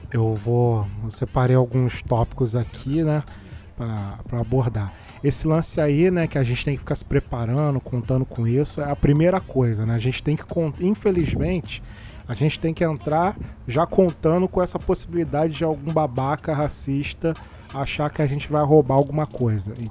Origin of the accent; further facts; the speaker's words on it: Haiti; Cara, eu sou haitiano, estamos numa revolução haitiana, a gente está dominando.